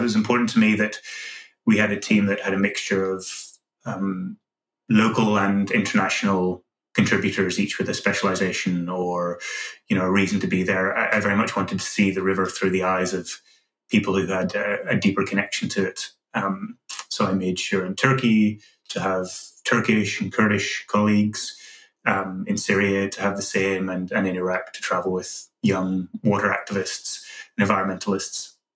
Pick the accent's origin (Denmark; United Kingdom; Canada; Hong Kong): United Kingdom; Northern Ireland; growing up in Northern Ireland